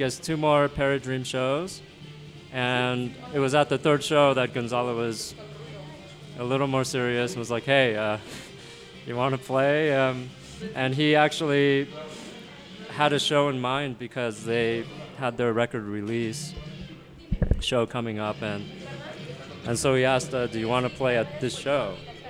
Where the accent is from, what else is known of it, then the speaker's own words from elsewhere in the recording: Ohio, United States; also born or lived in Montreal; now in New York, United States; I grew up in Ohio